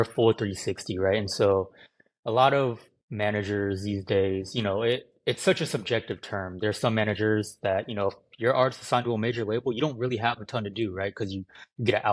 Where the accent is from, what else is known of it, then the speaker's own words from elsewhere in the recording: Livermore, California, United States; also born or lived in Santa Barbara, California / Arizona; now in Los Angeles, United States; I grew up in the Bay Area, California, the East Bay. Livermore is the exact name of the town.